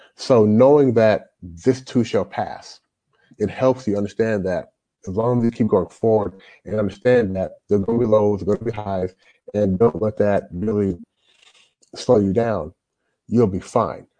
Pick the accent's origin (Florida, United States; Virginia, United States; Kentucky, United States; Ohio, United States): Kentucky, United States; Louisville; moved away as an adult; also born or lived in Toronto, Canada; now in China; I grew up in Louisville, Louisville, Kentucky.